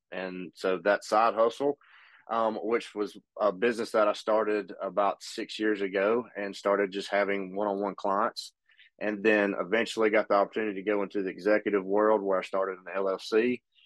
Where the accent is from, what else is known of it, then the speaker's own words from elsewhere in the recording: Pumpkin Center, Alabama, United States; also born or lived in Hartselle, Alabama; I grew up in a little town called Pumpkin Center, Alabama